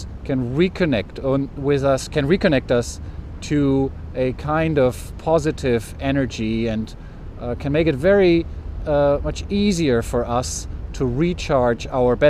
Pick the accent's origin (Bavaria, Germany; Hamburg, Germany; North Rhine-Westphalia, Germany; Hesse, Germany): Hamburg, Germany; For me, such a place is my hometown Hamburg here. I've lived in Hamburg for 30 years